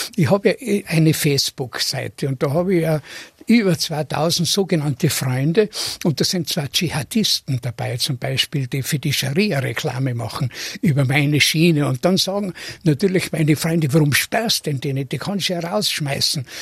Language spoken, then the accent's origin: German; Tyrol, Austria; moved away; ich bin in Tirol geboren, aber ich bin nicht in dem Sinn der verwurzelte Tiroler, den man sich vorstellt